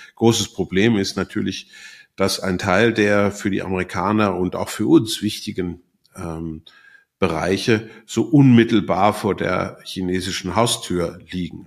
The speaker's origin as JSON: {"language": "German", "country": "Switzerland", "said": "bei uns in der Schweiz"}